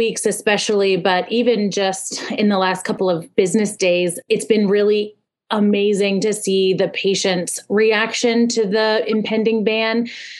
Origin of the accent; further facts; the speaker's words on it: Indiana, United States; I'm from Indiana